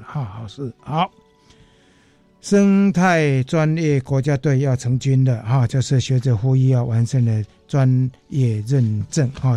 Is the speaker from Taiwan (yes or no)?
yes; Yunlin County, Taiwan; 我们家乡的嗯。云林县的那个博阿寮港